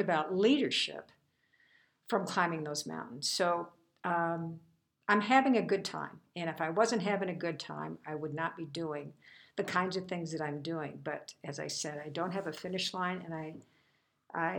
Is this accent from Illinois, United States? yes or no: yes; Illinois, United States; I grew up in Illinois and never saw a mountain before in my life